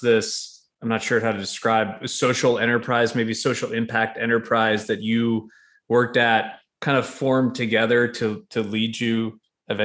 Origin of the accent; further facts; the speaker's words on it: New York, United States; now in Nashville, United States; As a New Yorker who married a Nashville native